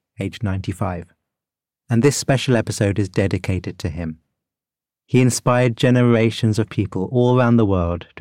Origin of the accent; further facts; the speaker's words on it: United Kingdom; As a Brit